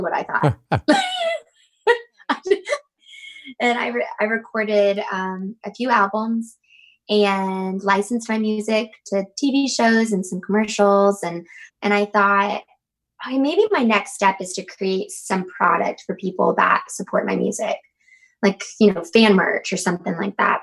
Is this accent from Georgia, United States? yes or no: yes; Habersham County, North Georgia, United States; I grew up in North Georgia, like up in um, ha- like Habersham County, way up North Georgia.